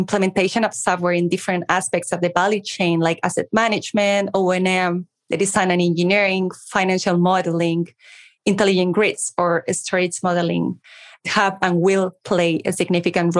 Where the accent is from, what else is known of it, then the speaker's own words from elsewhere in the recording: Madrid, Community of Madrid, Spain; accent: Spanish; English is a second language; We are in Madrid. You should notice my accent. We're based in the sunny Madrid in Spain